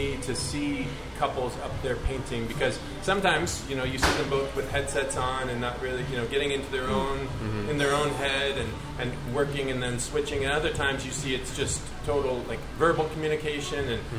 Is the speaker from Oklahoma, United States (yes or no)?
no; suburbs of San Francisco, California, United States; I grew up, I was in the suburbs of San Francisco